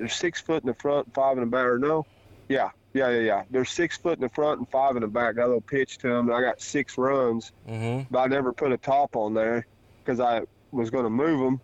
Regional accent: Raymondville, Missouri, United States; I'm from Missouri, a little town called Raymondville, Missouri.

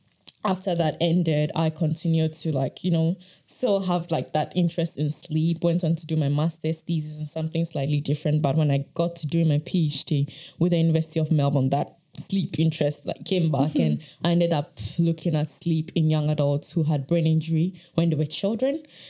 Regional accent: Ghana; I am originally from Ghana. My interest in sleep really started during my bachelor's in Ghana, when I was studying psychology.

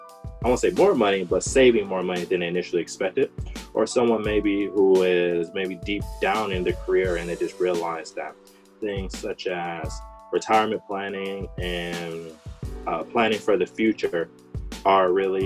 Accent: Detroit, Michigan, United States; moved away as an adult; now in Shanghai, China; I'm from Detroit, Michigan, born and bred. I'm in Shanghai, been here 6 years.

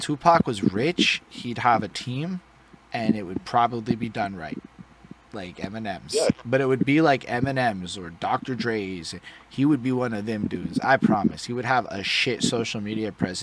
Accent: Montreal, Quebec, Canada; I'm an English Montrealer

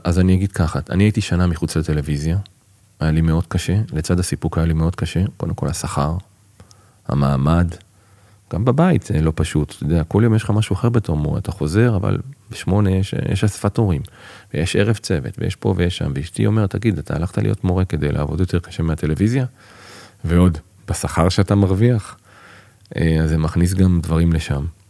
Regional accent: Holon, Tel Aviv District, Israel; also born or lived in Bat Yam; now in kibbutz near Beit Shemesh, Israel; אני יליד בת ים, נולדתי בבת ים, גדלתי בחולון

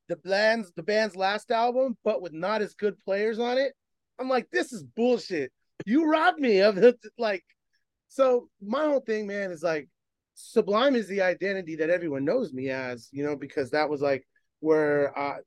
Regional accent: Bay Area, California, United States; I'm from the Bay Area

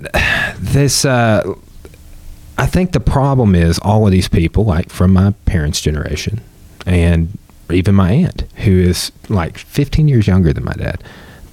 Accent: Clarksville, Arkansas, United States; I'm from Clarksville.

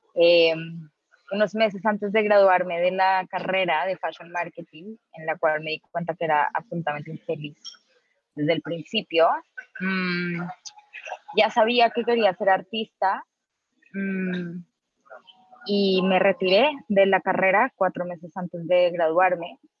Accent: Colombia; moved away as an adult; now in Mexico; yo soy colombiana

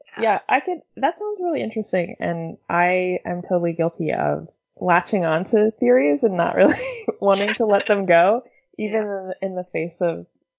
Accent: United States; we're both American for if anyone's listening to this.

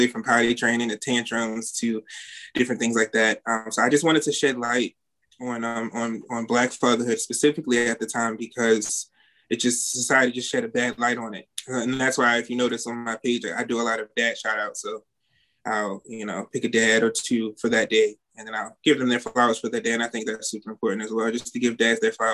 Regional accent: Baltimore, Maryland, United States; I'm from Baltimore, Maryland

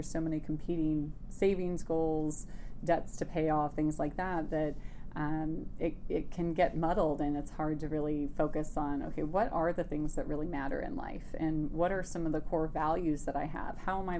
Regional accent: Wisconsin, United States; But I grew up primarily in Wisconsin, and we moved around quite a bit when I was young.

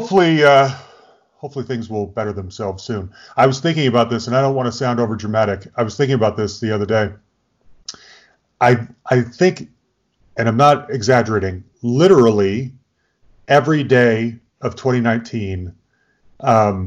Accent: Utah, United States; also born or lived in Bay Area, California; growing up in Utah, we were right at the mouth of Little Cottonwood Canyon

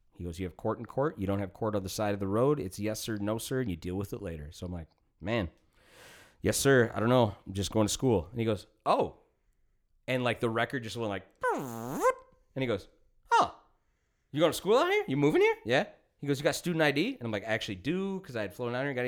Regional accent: Woodbury, Minnesota, United States; also born or lived in Missoula, Montana; all of us growing up in Minnesota and living with whack-ass fucking laws and shit here

